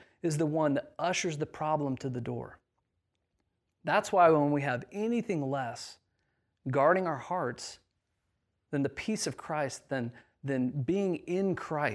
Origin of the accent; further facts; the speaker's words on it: Indiana, United States; moved away; I grew up in a very, very small town in the middle of nowhere, Indiana